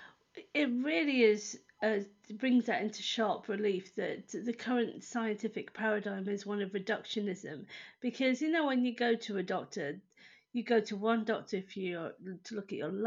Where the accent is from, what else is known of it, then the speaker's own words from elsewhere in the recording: United Kingdom; I'm over in the UK, which is where I have lived all my life, in fact. So I'm British.